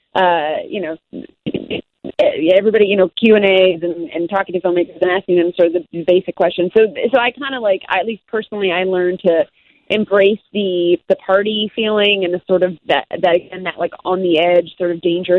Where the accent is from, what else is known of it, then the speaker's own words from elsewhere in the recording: Midwest, United States; now in Chicago, United States; I'm a Midwesterner.